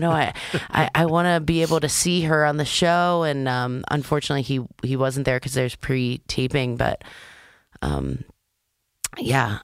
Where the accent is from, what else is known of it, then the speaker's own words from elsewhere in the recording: Maryland, United States; I'm from Maryland